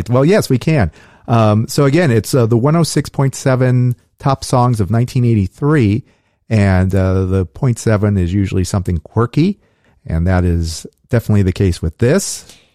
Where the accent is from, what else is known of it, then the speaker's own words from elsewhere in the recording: Los Angeles, California, United States; because we grew up in Los Angeles. So, of course, that's what we're going to talk about.